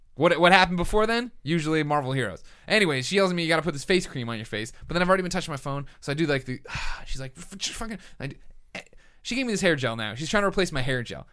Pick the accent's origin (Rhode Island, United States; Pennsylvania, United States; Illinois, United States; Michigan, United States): Illinois, United States; Chicago; accent: Chicago; my Chicago accent